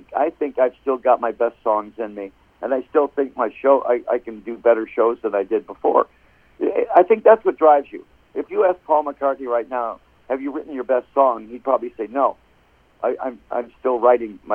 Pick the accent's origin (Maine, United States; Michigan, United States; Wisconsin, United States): Michigan, United States; Detroit; now in Phoenix, United States; I'm from Detroit